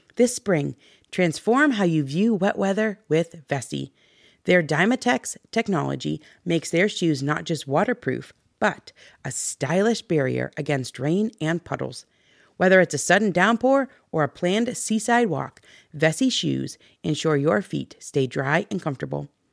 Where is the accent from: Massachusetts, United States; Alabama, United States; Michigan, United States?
Michigan, United States; we're from Michigan